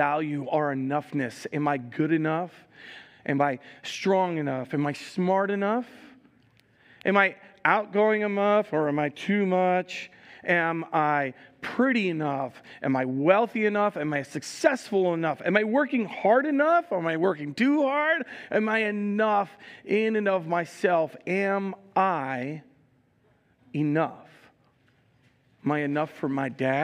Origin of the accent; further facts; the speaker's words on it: New Jersey, United States; I'm from Jersey